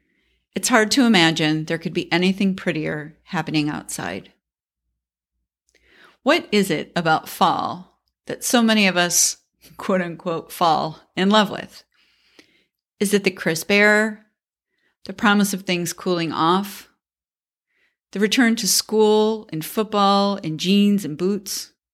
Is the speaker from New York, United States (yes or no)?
yes; New York, United States; I grew up in Central New York. Although the winter started in October and sometimes ended in May